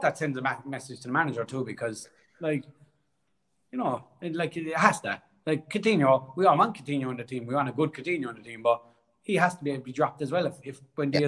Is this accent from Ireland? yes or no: yes; Cork, Munster, Ireland; accent: Irish; moved away as an adult; now in Australia